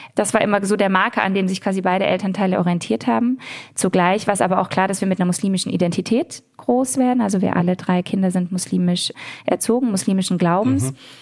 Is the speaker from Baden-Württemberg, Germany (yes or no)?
yes; Ludwigsburg, Baden-Württemberg, Germany; also born or lived in Heidelberg; ich bin in Ludwigsburg groß geworden, im Stuttgarter Raum, also selbst auch hier im Schwäbischen sozusagen mhm. groß geworden.